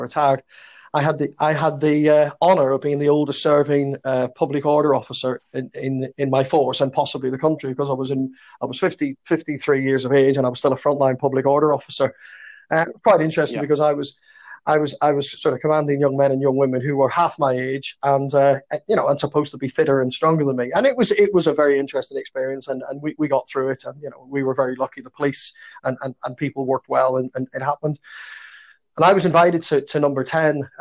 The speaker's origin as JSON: {"language": "English", "town": "Belfast", "region": "Northern Ireland", "country": "United Kingdom", "tie": "born or raised there", "said": "growing up in Belfast in the 60s and 70s"}